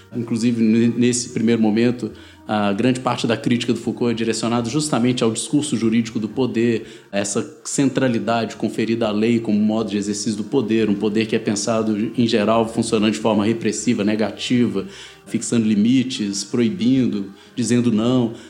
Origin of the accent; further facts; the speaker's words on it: Minas Gerais, Brazil; vim daqui das Minas Gerais